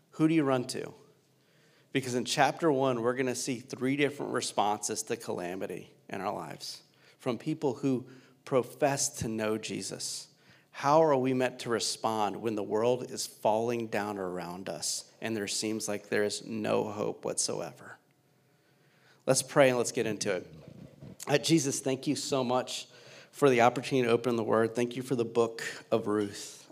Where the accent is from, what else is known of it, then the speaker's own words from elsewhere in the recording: Louisiana, United States; now in Cincinnati, United States; I'm originally from Louisiana